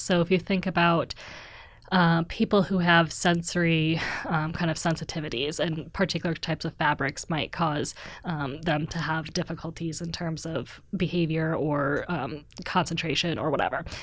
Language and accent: English; Wisconsin, United States; moved away as an adult; also born or lived in Missouri / Pittsburgh; now in Oslo, Norway; So I'm originally from Wisconsin, which is a state in the Midwest